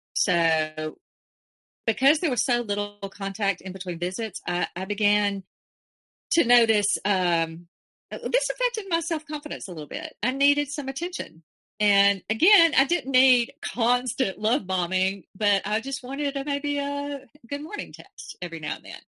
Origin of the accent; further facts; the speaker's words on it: Alabama, United States; I was from Alabama